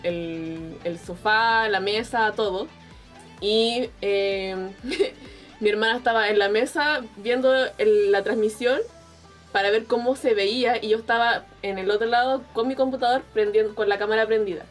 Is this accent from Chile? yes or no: yes; Chile; Soy de Chile